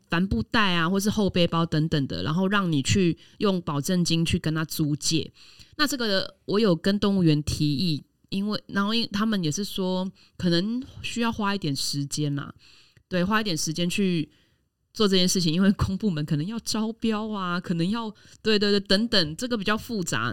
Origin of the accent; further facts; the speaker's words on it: Taiwan; 我们台湾人很怕丢脸，我们每次去国外都会很遵守国外的规则